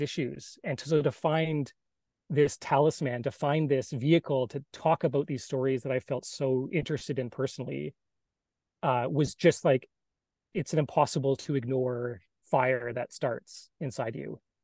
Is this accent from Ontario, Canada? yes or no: no; Salt Spring Island, British Columbia, Canada; I grew up on the West Coast from a little island, Salt Spring Island, off um, in between Vancouver and Victoria